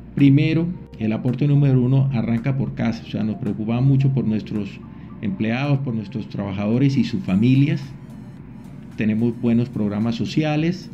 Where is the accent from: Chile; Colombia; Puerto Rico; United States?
Colombia; San Gil, Santander; moved away as an adult; also born or lived in Medellín, Colombia / Bucaramanga, Colombia; now in Venezuela; Yo nací en San Gil, Santander